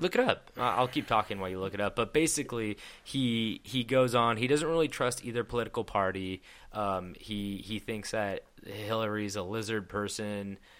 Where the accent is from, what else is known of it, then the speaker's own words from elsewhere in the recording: Petaluma, California, United States; I'm from Petaluma